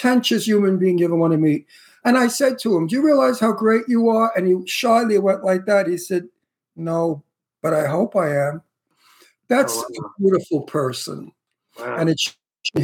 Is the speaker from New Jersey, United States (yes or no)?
no; New York City, New York, United States; moved away; also born or lived in Astoria, Queens / Bayside, Queens; I'm from Red Hook, the next town over